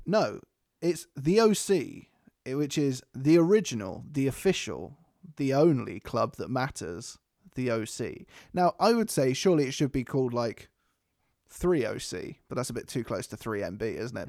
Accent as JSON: {"language": "English", "country": "United Kingdom", "said": "We're British"}